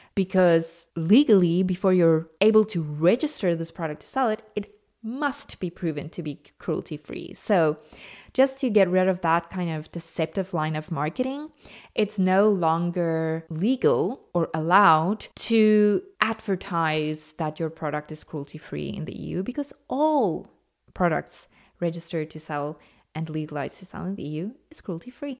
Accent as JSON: {"language": "English", "country": "South Africa", "tie": "born or raised there", "said": "I am natively South African"}